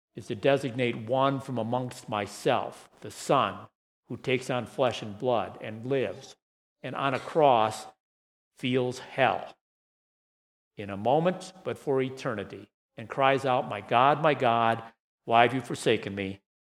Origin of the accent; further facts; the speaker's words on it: Saginaw, Michigan, United States; When I was 13 or 14 years old, growing up in Saginaw, Michigan